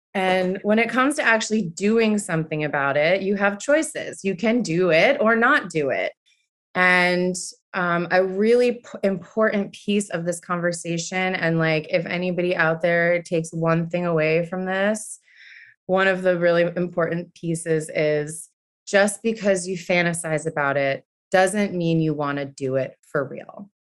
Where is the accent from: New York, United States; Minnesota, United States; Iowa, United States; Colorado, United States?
New York, United States; Buffalo; now in New York City, United States; born and raised in Buffalo, New York